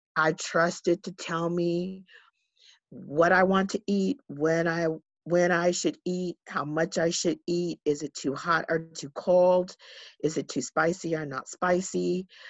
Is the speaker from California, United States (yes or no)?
yes; San Diego, California, United States; I am, um, born and raised in San Diego